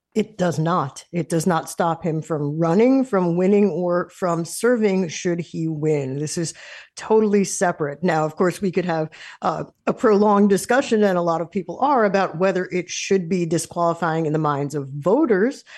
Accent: United States

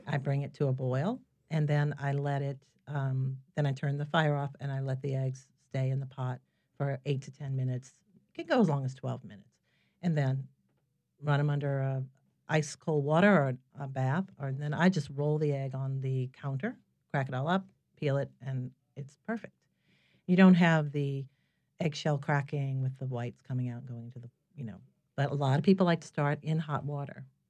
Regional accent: New Orleans, Louisiana, United States; moved away as an adult; I'm from here originally. I was born in New Orleans, and I had moved away for more than a dozen years. And I came back in two thousand four

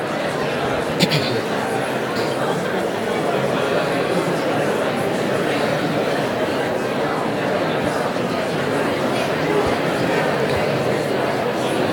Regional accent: Louisiana, United States; moved away as an adult; now in Minnesota, United States; I'm from Louisiana, born and raised. I've been here for almost 4 years

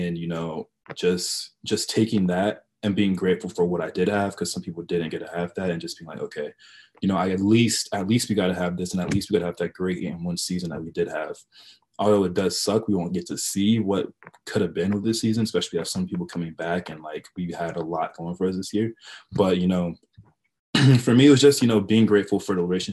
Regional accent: Georgia, United States; I'm from Cameroon, which is, you know, like West Central Africa, specifically in Bali, but born and raised here in Georgia.

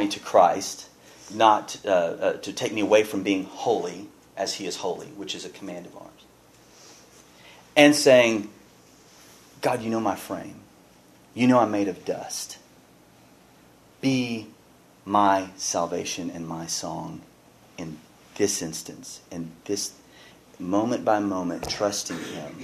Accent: Pasadena, United States; growing up in Pasadena

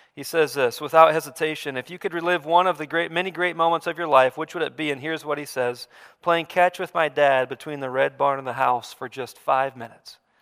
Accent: Bondurant, Iowa, United States; I grew up in Bond Ranch on an acreage on a farm just outside of Bond Ranch, Iowa, up in the metro area

